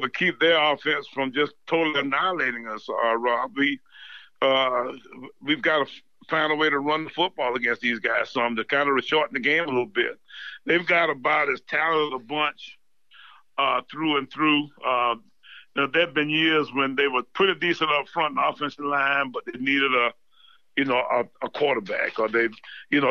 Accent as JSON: {"language": "English", "town": "Orangeburg", "region": "South Carolina", "country": "United States", "said": "I'm actually from Orangeburg, or right in the country, right outside of Orangeburg"}